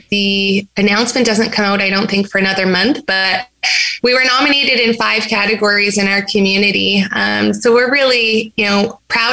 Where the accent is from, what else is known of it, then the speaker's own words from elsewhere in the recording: Wabaseemoong First Nation, Treaty 3, Ontario, Canada; I am Anishinaabe. I'm from Treaty 3, Wabascang First Nation